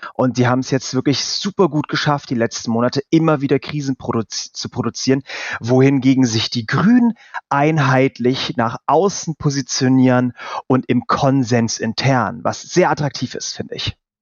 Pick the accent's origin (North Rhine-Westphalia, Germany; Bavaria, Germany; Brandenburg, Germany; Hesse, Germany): North Rhine-Westphalia, Germany; bin ich aus Nordrhein-Westfalen